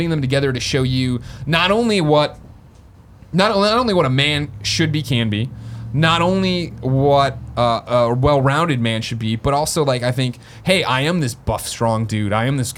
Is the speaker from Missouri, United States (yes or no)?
no; San Francisco, California, United States; the same way we share our stupid trials and tribulations of marching band and being an antler and growing up in San Francisco, as hard as it was.